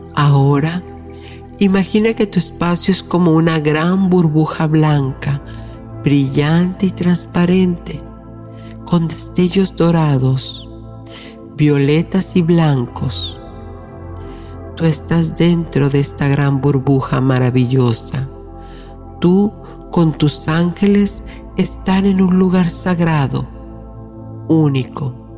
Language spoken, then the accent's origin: Spanish; Mexico; mi ciudad natal en México